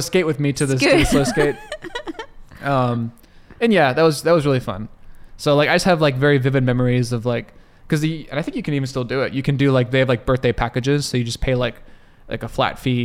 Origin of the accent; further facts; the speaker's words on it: Dallas, Texas, United States; in Dallas where I grew up in Texas